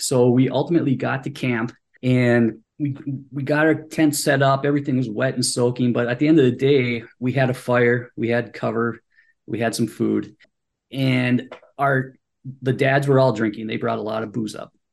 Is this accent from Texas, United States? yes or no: no; Superior, Wisconsin, United States; moved away as an adult; now in Washington, DC, United States; I'm originally from Superior, Wisconsin. It's a small town up in northern Wisconsin